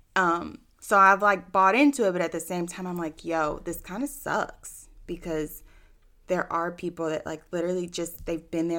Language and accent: English; Austin, Texas, United States; born and raised in Austin